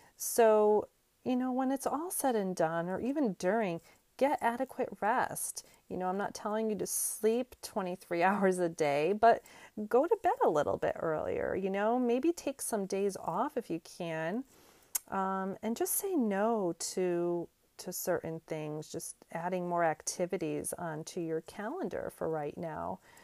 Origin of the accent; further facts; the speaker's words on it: Northeast, United States; moved away as an adult; now in North Carolina, United States; I'm originally from the Northeast, and I moved to, um, North Carolina a few years back